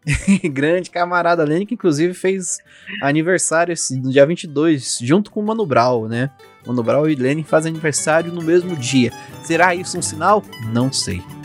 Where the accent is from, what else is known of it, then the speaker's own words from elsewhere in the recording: Brazil; como somos brasileiros